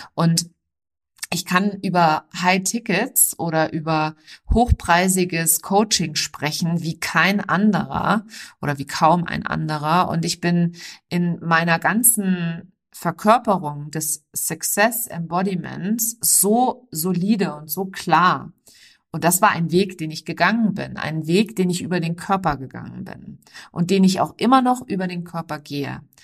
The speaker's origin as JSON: {"language": "German", "area": "near Frankfurt", "region": "Hesse", "country": "Germany", "tie": "born or raised there", "said": "ich bin in der Nähe von Frankfurt geboren"}